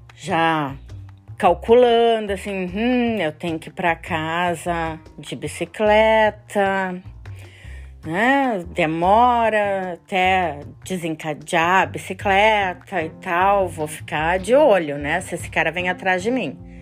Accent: Brazil; moved away as an adult; faz duas semanas que eu moro aqui e eu sou do Brasil

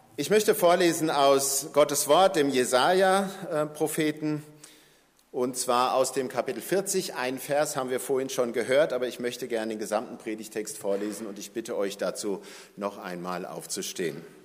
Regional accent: Germany; wir als Deutsche

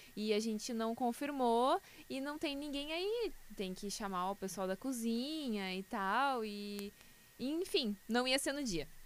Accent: Canoas, Rio Grande do Sul, Brazil; Eu nasci em Canoas, cresci em Canoas

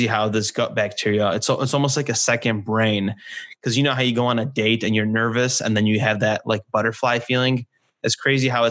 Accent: Poland; now in California, United States; I was born in Poland

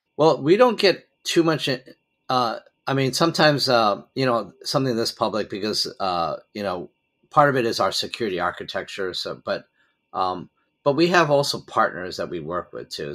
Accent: United States; moved away; I'm originally an American citizen

